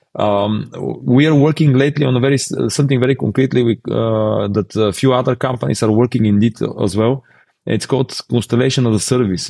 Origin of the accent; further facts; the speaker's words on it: Bulgaria; in our region, we're from Bulgaria